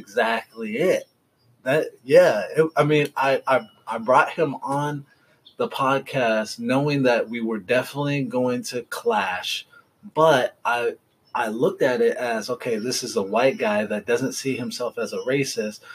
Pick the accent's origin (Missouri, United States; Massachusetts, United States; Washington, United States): Washington, United States; Seattle; now in Southern California, United States; I'm from Seattle, but it's been so long